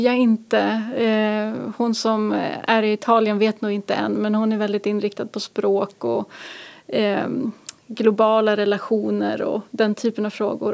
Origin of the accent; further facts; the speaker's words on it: Norrköping, Östergötland, Sweden; also born or lived in Gothenburg / Umeå / Luleå; now in Härnösand, Sweden; Jag är ju uppvuxen i Norrköping från början och sen har jag bott i Göteborg, Umeå och Luleå.